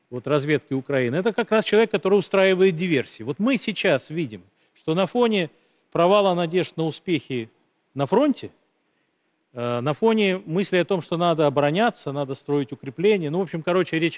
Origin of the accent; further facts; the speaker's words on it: Sochi, Krasnodar Krai, Russia; В моем родном городе Сочи периодически э, фейки распространяются о минировании школ.